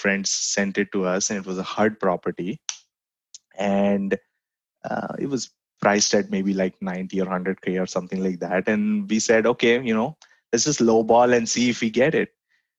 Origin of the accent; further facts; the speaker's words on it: Mumbai, Maharashtra, India; moved away as an adult; also born or lived in College Station, Texas; now in Austin, United States; I grew up in India, in Bombay specifically